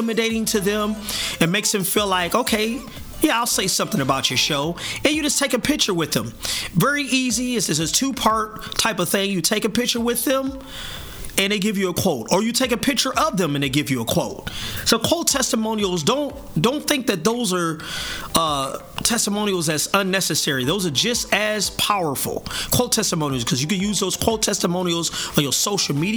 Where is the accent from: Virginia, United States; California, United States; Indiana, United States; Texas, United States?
Indiana, United States; South Bend; my hometown, South Bend, Indiana